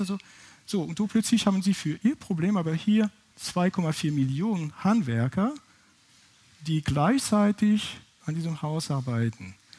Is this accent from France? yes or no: yes; France; accent: French; German is a second language; now in Heidelberg, Germany; Ich bin, wie gesagt, ursprünglich aus Frankreich, das kann man wahrscheinlich von meinem Akzent nicht überhören